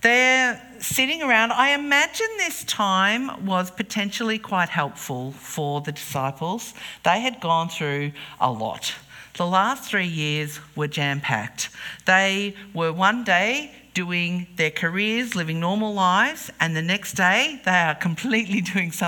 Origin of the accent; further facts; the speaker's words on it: King Island, Tasmania, Australia; We were growing up on King Island